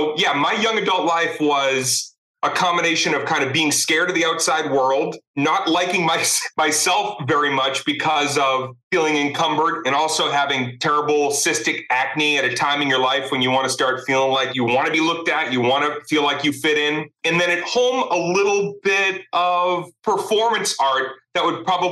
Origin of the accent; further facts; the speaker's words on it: Arlington, Massachusetts, United States; also born or lived in Cambridge, Massachusetts; I was born in Cambridge, grew up in Arlington.